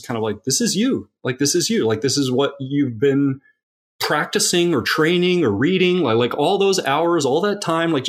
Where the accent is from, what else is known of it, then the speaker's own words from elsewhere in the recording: Eugene, Oregon, United States; also born or lived in Tasmania, Australia; So I was born in Tasmania, Australia, and I moved to Eugene, Oregon when I was 10 years old. Eugene, Oregon.